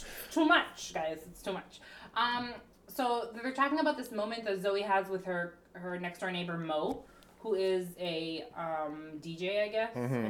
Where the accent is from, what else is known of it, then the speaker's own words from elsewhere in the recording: Canada; we're Canadian.